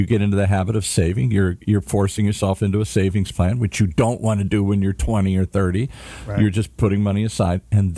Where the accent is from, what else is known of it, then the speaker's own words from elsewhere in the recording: Midwest, United States; now in Hollywood, United States; So I come to Hollywood from the Midwest you come to California, meet beautiful women and sun and fun and find my way in the world.